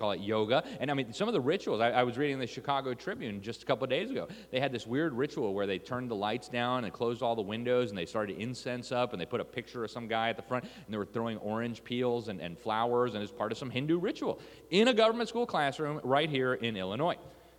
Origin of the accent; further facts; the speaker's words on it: Mexico City, Mexico; I grew up in Mexico City. I spent 7 years there, more time than I ever lived any other place.